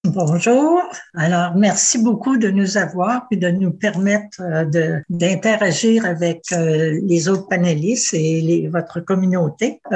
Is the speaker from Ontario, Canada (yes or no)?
yes; Ottawa, Ontario, Canada; je ne suis pas de Toronto, là, je suis, je suis d'Ottawa